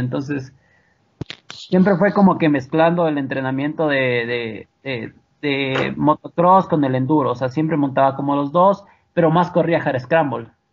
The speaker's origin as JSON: {"language": "Spanish", "town": "Ibarra", "region": "Imbabura", "country": "Ecuador", "said": "yo soy de Ibarra"}